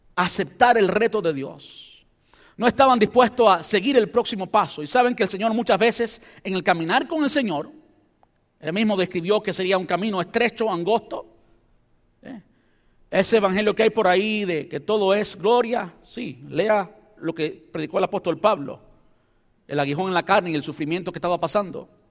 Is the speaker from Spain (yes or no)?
no; Cuba; now in United States; soy cubano